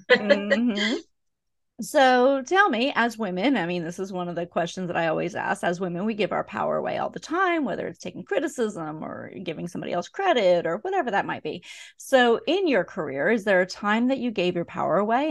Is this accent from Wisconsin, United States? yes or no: no; Pennsylvania, United States; now in Georgia, United States; I grew up in Pennsylvania where beer is sold in package stores.